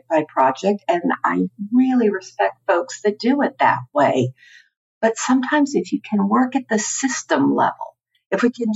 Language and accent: English; Houston, Texas, United States; moved away as an adult; also born or lived in Washington, D.C.; I'm from Houston, Texas originally